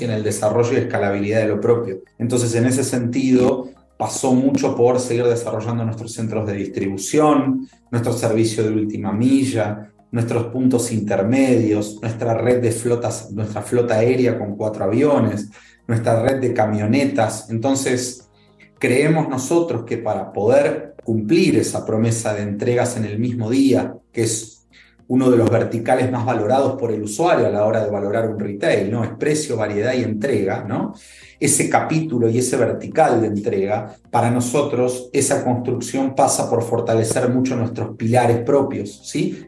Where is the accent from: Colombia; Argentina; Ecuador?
Argentina; moved away as an adult; now in Mexico; soy argentino